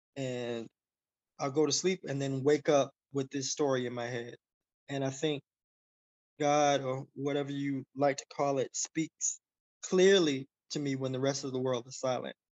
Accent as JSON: {"language": "English", "town": "Miami", "region": "Florida", "country": "United States", "tie": "born or raised there", "said": "I was poor kid from Miami"}